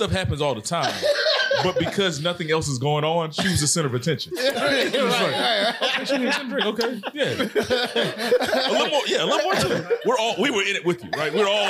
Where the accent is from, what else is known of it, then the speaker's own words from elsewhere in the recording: Mobile, Alabama, United States; moved away; also born or lived in Dallas; Mobile, I love my hometown, but it has its good and its bad.